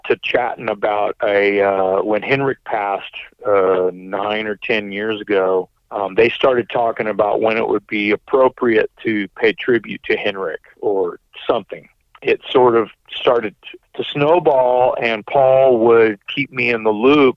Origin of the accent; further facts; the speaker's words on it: Austin, Texas, United States; it's my hometown